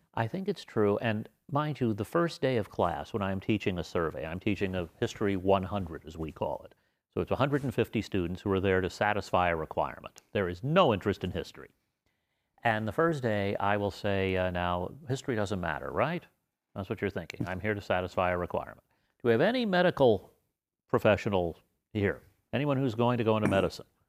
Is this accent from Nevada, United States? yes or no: yes; Las Vegas, Nevada, United States; I grew up in the area now called East Las Vegas, which we called Las Vegas.